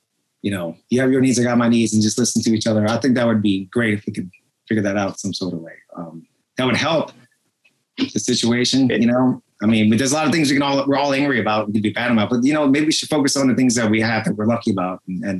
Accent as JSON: {"language": "English", "town": "New Orleans", "region": "Louisiana", "country": "United States", "tie": "born or raised there", "said": "I grew up in New Orleans and music kind of brings us all together."}